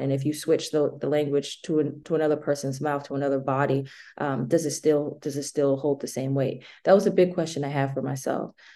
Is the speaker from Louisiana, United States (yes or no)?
no; Boston, Massachusetts, United States; I am from Boston.